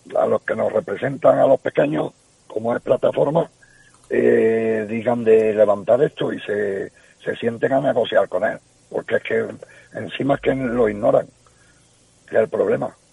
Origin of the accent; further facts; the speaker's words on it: Cabra, Andalusia, Spain; yo soy de Cabra, y estaba allí en mi pueblo